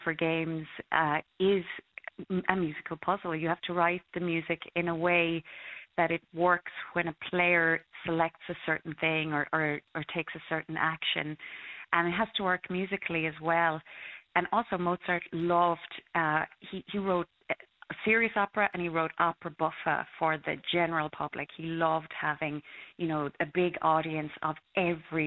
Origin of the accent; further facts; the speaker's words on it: Connacht, Ireland; My background is just like the kids in the Frank Maher Award, is completely classical with a bit of East Galway trad thrown